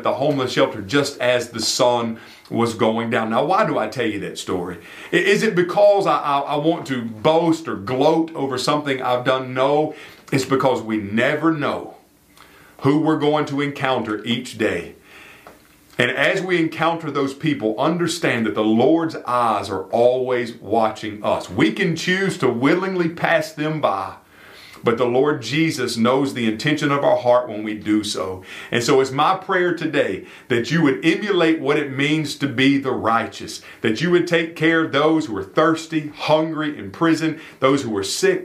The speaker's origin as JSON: {"language": "English", "town": "York", "region": "South Carolina", "country": "United States", "tie": "born or raised there", "moved": "yes", "said": "I was down in my hometown of York, South Carolina"}